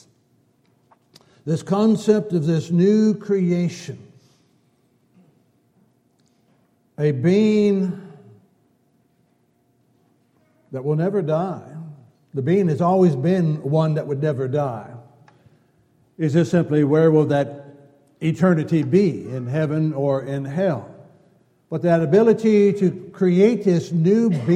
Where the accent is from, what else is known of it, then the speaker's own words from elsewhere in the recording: California, United States; Growing up in California